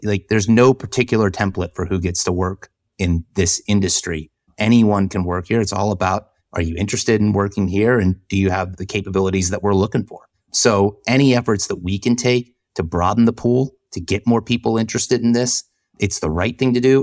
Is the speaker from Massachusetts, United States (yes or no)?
no; Jacksonville, Florida, United States; moved away; I grew up in Jacksonville.